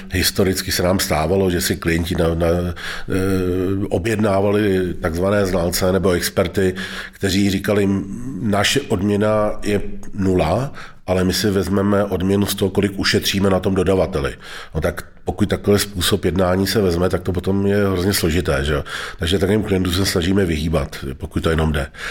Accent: Most, Ústí nad Labem Region, Czechia; tam, kde jsem vyrůstal v Mostě

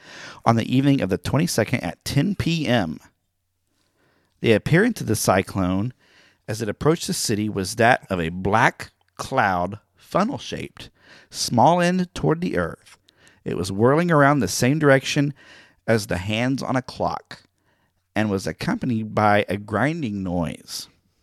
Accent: Oklahoma, United States; I'm from Oklahoma, so I know that. We always did land runs on that day. Growing up in school, we did the mock land runs, which is really fun.

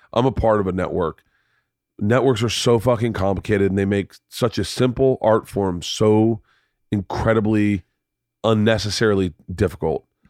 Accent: United States; I'm from America

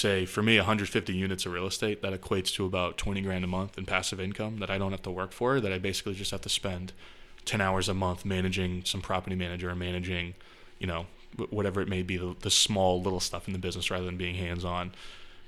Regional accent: Chester, New Hampshire, United States; also born or lived in Massachusetts; I grew up in Chester, New Hampshire, just some small town

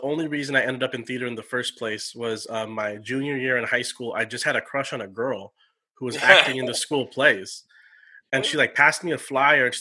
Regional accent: San Jose, California, United States; also born or lived in Orange County, California / Campbell, California; born and raised in San Jose, California

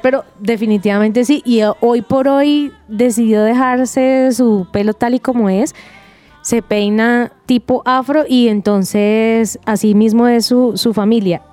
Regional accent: Cali, Valle del Cauca, Colombia; yo yo soy caleña

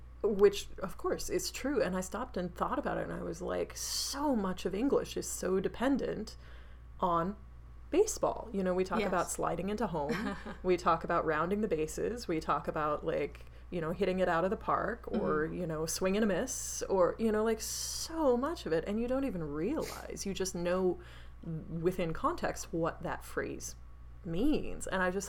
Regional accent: United States; I was like, I'm American, I don't give two shits about baseball.

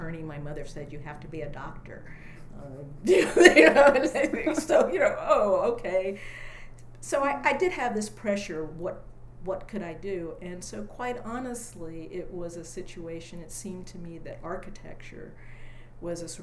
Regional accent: Sudbury, Massachusetts, United States; moved away as an adult; also born or lived in Dayton, Ohio / Englewood, New Jersey; now in Austin, United States; finally moved up to Sudbury, Massachusetts, where I spent most of my childhood and then teenage years before I went to college

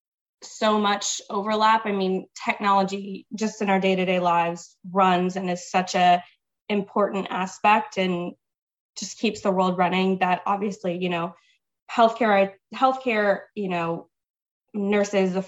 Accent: Mississippi, United States; moved away as an adult; now in Dallas, United States; So I'm originally from Mississippi. I'm in Dallas right now

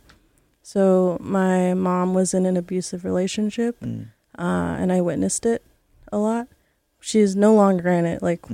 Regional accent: Quatsino, British Columbia, Canada; also born or lived in Honduras; now in Vancouver, Canada; It's Quatsino. It's really close to Port Hardy on Vancouver Island

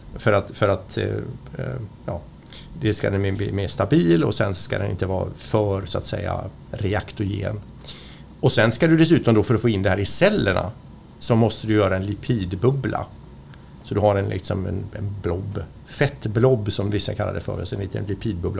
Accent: Sweden; Som svensk

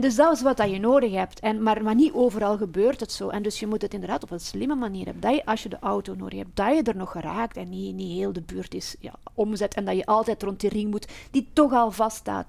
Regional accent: Flemish periphery of Brussels, Flanders, Belgium; now in Brussels, Belgium; ik kom uit de Vlaamse rand. Maar ik ben wel opgegroeid met eh, Brussel

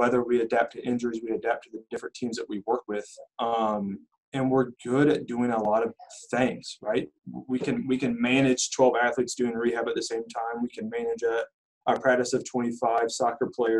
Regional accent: Terre Haute, Indiana, United States; moved away as an adult; also born or lived in Wisconsin / Michigan; I was born and raised in Terre Haute

